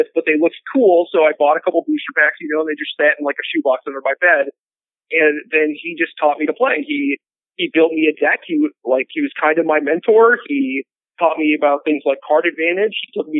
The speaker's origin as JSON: {"language": "English", "town": "Elk River", "region": "Minnesota", "country": "United States", "tie": "born or raised there", "said": "I was born in a smallish town called Elk River. It's 45 minutes north of the Twin Cities in Minnesota."}